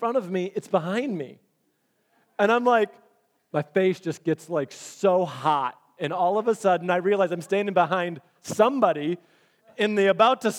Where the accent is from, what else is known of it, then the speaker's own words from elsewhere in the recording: Michigan, United States; We're from Michigan